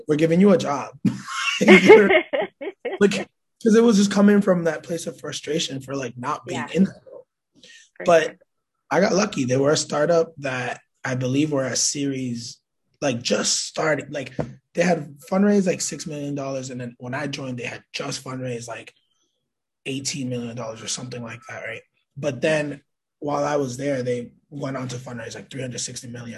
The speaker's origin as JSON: {"language": "English", "town": "Lawrence", "region": "Massachusetts", "country": "United States", "tie": "born or raised there", "also_born_or_lived": "Manhattan, New York", "lives_now": "Springfield, United States", "said": "I consider Springfield, Massachusetts home, although I was born in Manhattan, New York, and raised in Lawrence"}